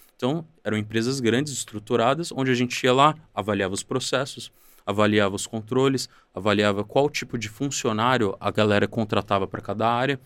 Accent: São Paulo, Brazil; eu vim do João 23, uma favela da Zona Oeste de São Paulo, onde cresci, estudei a minha vida toda

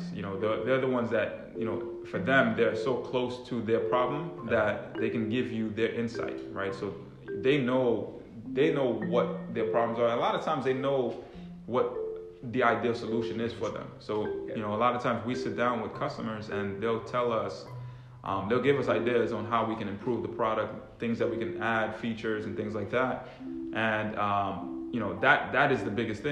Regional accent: Long Island, New York, United States; moved away as an adult; also born or lived in Washington, D.C.; I'm Haitian. I grew up in New York.

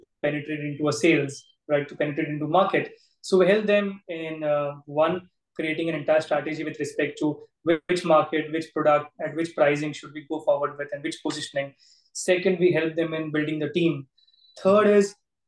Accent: Surat, Gujarat, India; my town, Surat, where I'm born, brought up

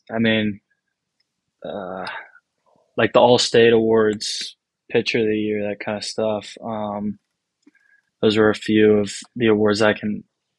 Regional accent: Franklin, Tennessee, United States; also born or lived in Virginia; Originally, we're from Nashville, Tennessee, right outside Nashville, Franklin area. Originally, we're from Virginia, though. I was born in Virginia.

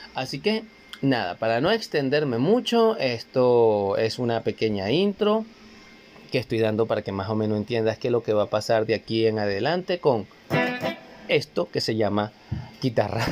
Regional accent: Guatire, Miranda, Venezuela; Un saludo a todos ustedes de parte de este venezolano, desde acá, desde Venezuela, claro que sí, el estado Miranda, donde en Guatire

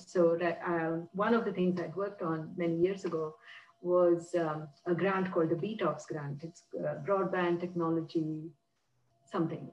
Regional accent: India; moved away as an adult; now in United States; where I grew up in India

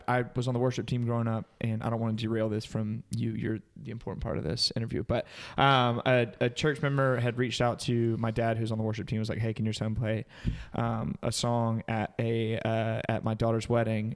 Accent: Greenwood, South Carolina, United States; now in Anderson, United States; I was born and raised in Greenwood

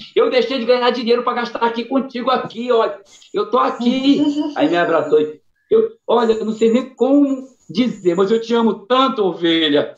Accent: Pará, Brazil; eu amo o meu Pará, eu amo a Amazônia, eu amo o Norte

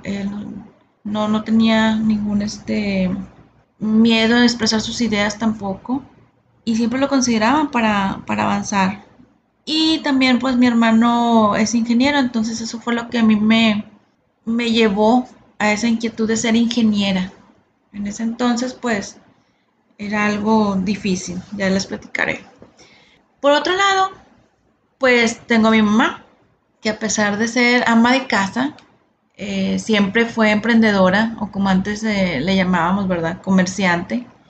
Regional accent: Monterrey, Nuevo León, Mexico; nací aquí en Monterrey, Nuevo León, México

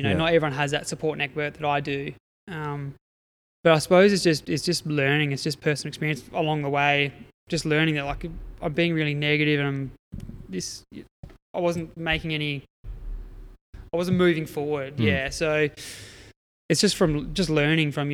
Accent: Adelaide Hills, South Australia, Australia; moved away as an adult; also born or lived in Eyre Peninsula; I grew up in the Adelaide Hills

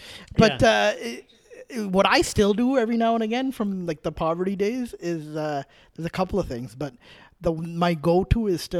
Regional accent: Calgary, Alberta, Canada; moved away; also born or lived in Ontario; when I grew up in Calgary

